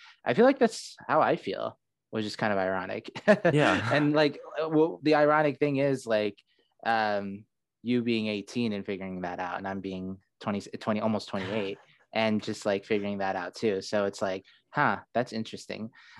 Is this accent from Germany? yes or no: no; Saudi Arabia; also born or lived in Seattle, United States; now in United States; I was born in Seattle, But then I went to Saudi Arabia when I was like 4. And then for most of my life, I lived only in Saudi Arabia, moving from different city to city, changing schools.